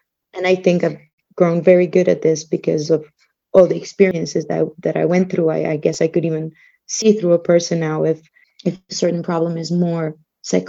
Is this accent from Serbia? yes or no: yes; Belgrade, Serbia; moved away as an adult; now in Slovenia; I grew up in Belgrade, which is the capital of Serbia